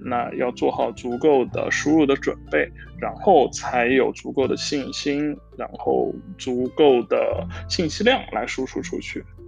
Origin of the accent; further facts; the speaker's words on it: Hangzhou, Zhejiang, China; moved away as an adult; now in Amsterdam, Netherlands; 我是一个杭州人嘛，其实就，嗯，周围小时候也并没有什么相声的文化